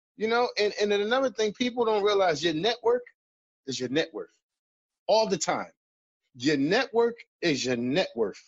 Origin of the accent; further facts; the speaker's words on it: Philadelphia, Pennsylvania, United States; I'm from West Philly